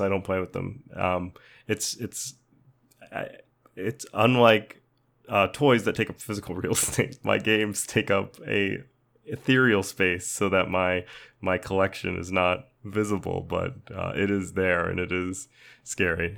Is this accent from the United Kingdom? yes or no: no; United States; as an American